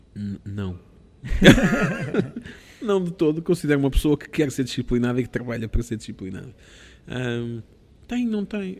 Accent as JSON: {"language": "Portuguese", "country": "Portugal", "said": "sou de Portugal"}